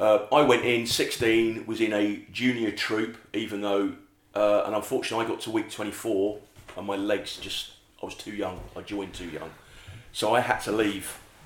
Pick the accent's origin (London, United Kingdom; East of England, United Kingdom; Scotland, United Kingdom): London, United Kingdom; I grew up in West London.